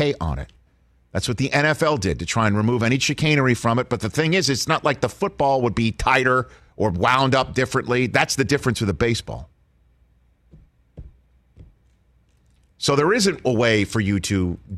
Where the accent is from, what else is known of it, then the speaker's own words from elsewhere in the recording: New York City, New York, United States; moved away; I grew up on Staten Island, New York